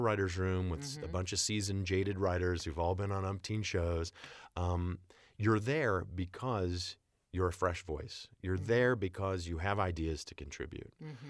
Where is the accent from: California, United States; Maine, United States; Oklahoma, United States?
Oklahoma, United States; Jenks; I was growing up in Tulsa, Oklahoma, and a little town outside of Tulsa, a little suburb, Jinx.